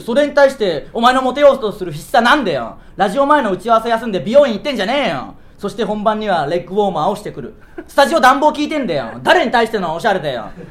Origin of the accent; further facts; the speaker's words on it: Tsuyama, Okayama, Japan; 僕らの地元である岡山県、津山市